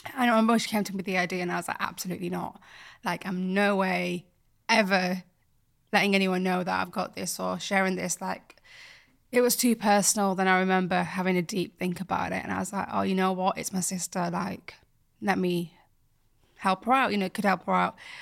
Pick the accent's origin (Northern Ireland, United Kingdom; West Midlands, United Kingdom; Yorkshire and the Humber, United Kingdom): Yorkshire and the Humber, United Kingdom; Bradford; moved away; from Bradford, and I grew up there, born there, raised there